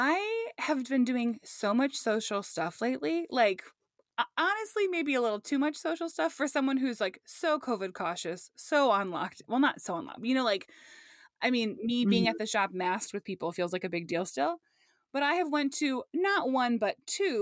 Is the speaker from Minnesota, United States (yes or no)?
yes; La Crescent, Minnesota, United States; moved away; the La Crescent, Minnesota area where I'm from